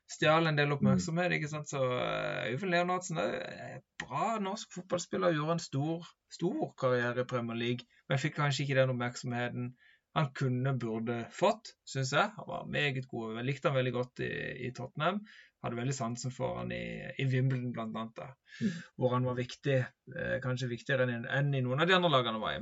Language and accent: Norwegian; Norway